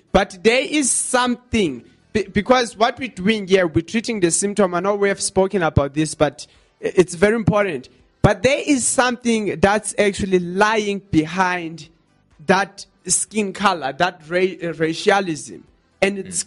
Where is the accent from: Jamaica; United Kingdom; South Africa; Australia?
South Africa; us as South African people